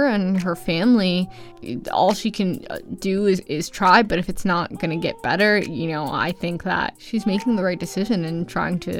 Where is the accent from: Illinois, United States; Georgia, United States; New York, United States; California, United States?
Illinois, United States; Chicago; coming from Chicago